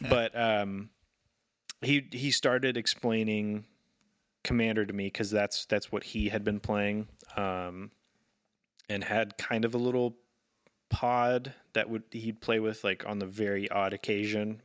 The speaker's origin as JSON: {"language": "English", "town": "Sacramento", "region": "California", "country": "United States", "tie": "born or raised there", "said": "when I grew up in Sacramento"}